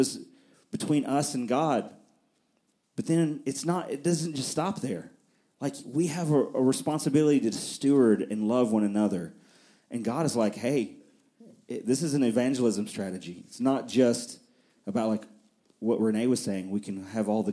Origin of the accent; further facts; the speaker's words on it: near Nashville, Middle Tennessee, United States; also born or lived in Fort Worth, Texas; I grew up here in Middle Tennessee, and not in Murfreesboro, but on the other side of Nashville